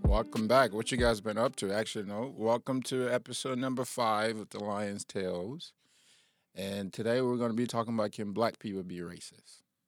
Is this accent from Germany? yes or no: no; Liberia; I'm from Liberia